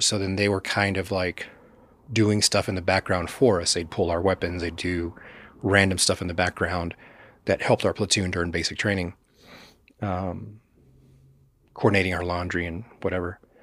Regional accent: Texas, United States; growing up in Texas, conservative state, especially in the eighties and nineties

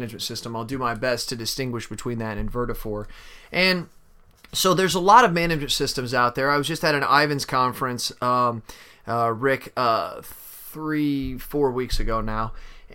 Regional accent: St. Louis area, Missouri, United States; right outside of my hometown there

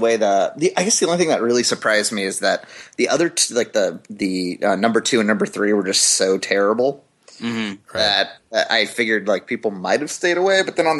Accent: Kauai, Hawaii, United States; I grew up on Kauai

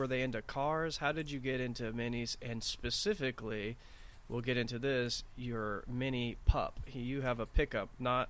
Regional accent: Texas, United States; now in Los Angeles area, United States; I grew up in Texas

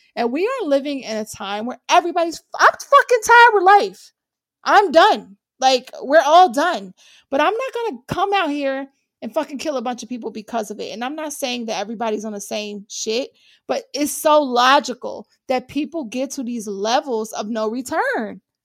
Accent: Ohio, United States; I'm from Ohio.

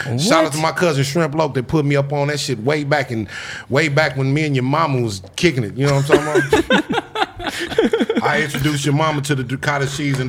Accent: Inglewood, California, United States; Inglewood, South LA, in YA.

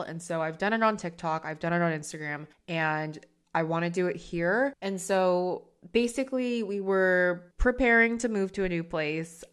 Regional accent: United States; now in London, United Kingdom; me as an American working in London

